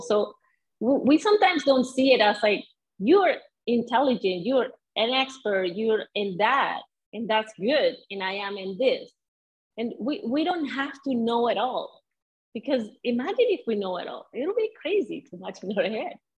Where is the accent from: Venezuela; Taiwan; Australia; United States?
Venezuela; English is a second language; moved away as an adult; also born or lived in Edmonton, Canada / Calgary, Canada / Winnipeg, Canada; now in Sudbury, Canada; I grew up in Venezuela